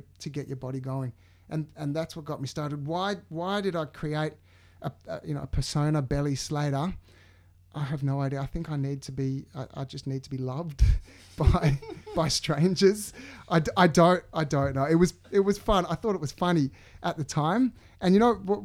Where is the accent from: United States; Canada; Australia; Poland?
Australia; Sydney, New South Wales; I'm from the suburbs of the North Shore